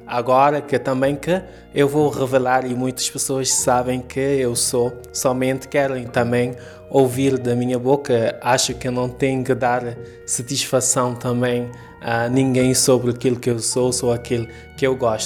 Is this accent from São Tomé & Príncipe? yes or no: no; Cape Verde; moved away as an adult; also born or lived in Mindelo; now in Lisbon, Portugal; Sou cabo-verdiano